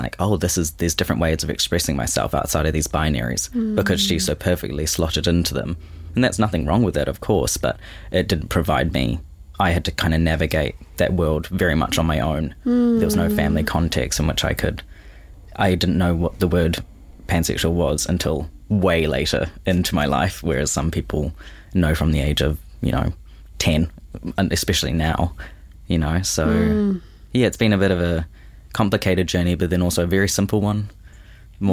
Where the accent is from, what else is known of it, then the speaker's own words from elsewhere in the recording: Auckland, New Zealand; born and raised in Auckland